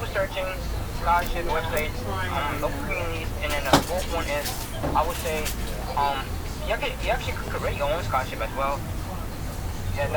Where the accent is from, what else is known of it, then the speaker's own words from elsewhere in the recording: New York City, New York, United States; I'm from Harlem, New York